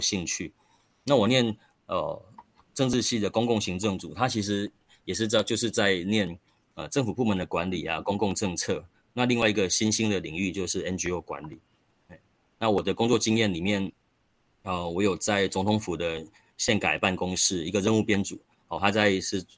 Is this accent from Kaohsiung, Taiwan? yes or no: no; Xingang, Chiayi County, Taiwan; moved away as an adult; also born or lived in Xindian, New Taipei / Taipei; 我是一九八零年出生，哦，就是所谓的六年九班哈。那我出生在嘉义县一个很有人情味的小镇，就是刚刚主持人，哦，有介绍到两个地方嘛哈，有民雄跟新港。那我是出生，成长在新港这个地方。那，嗯，这个地方其实就是农村，农村的区域